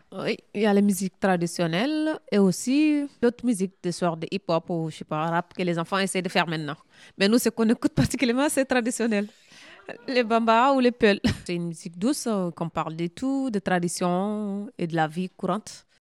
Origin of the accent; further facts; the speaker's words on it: Mali; now in France; Je suis malienne